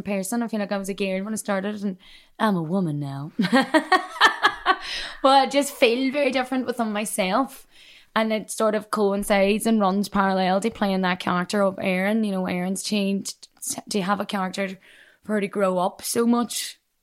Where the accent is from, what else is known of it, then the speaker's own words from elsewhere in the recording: Derry, Northern Ireland, United Kingdom; accent: Derry; moved away as an adult; now in London, United Kingdom; my hometown